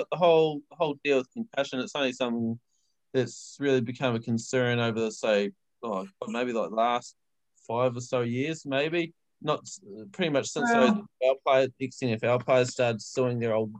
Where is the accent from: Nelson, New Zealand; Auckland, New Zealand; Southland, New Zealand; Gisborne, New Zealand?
Southland, New Zealand; Invercargill; I'm from Invercargill